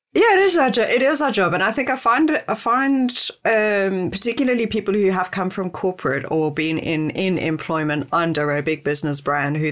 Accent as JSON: {"language": "English", "country": "South Africa", "said": "I'm South African"}